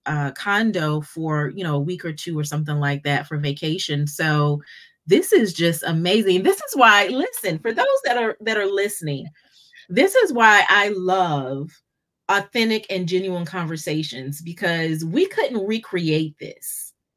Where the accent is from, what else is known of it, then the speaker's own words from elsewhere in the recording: Fayetteville, North Carolina, United States; also born or lived in Charlotte, North Carolina; been growing up in North Carolina in, in Fayetteville.